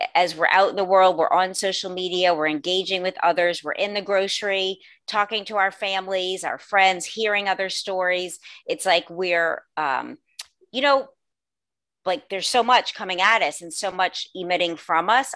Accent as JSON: {"language": "English", "town": "New Orleans", "region": "Louisiana", "country": "United States", "tie": "born or raised there", "also_born_or_lived": "Los Angeles, California", "said": "I was born and raised in New Orleans, Louisiana"}